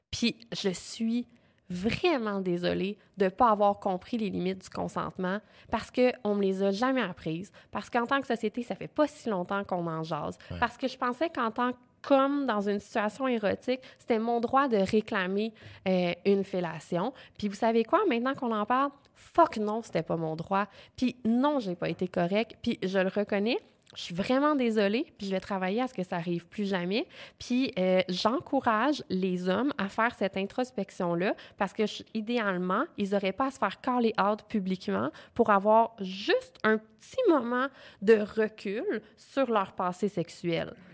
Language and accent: French; Quebec, Canada; accent: Quebec French; Avec mon gros accent québécois.